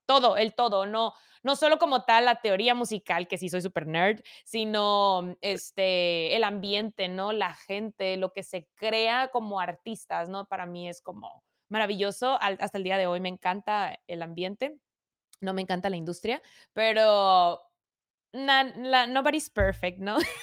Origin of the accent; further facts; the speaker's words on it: Mexicali, Baja California, Mexico; Soy de Mexicali, Cachanilla